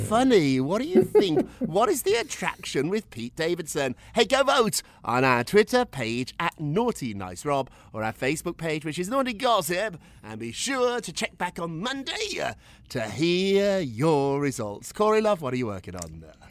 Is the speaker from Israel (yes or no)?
no; United Kingdom; I, am a British guy. I, yeah. I grew up in Britain.